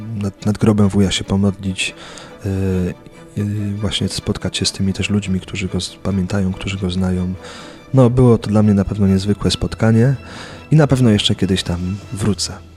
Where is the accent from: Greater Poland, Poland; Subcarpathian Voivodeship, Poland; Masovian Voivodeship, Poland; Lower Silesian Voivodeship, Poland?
Greater Poland, Poland; Buk; w mojej rodzinnej miejscowości w Buku